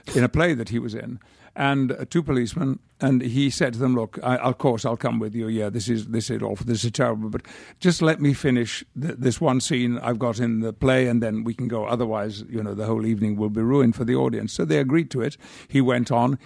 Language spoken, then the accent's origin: English; United Kingdom; now in United States; I could retain my British passport, but I do have a very strong feeling about being British.